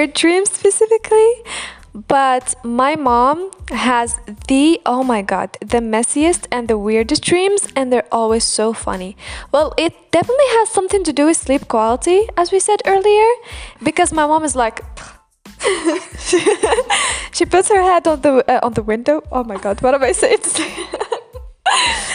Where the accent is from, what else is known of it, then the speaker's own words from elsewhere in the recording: Algeria; first language Algerian Arabic; English is a second language; my native language is Arabic or Algerian